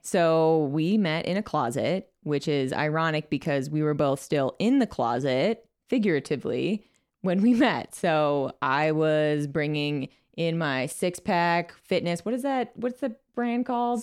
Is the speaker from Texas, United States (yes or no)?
no; Chicago, Illinois, United States; moved away as an adult; also born or lived in Pittsburg, Kansas; So I moved from Chicago, where I lived my whole life, to a small town in Pittsburgh, Kansas.